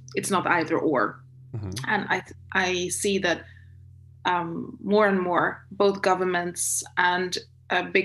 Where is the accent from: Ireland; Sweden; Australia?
Sweden; also born or lived in China; I'm from Sweden and Northern Europe.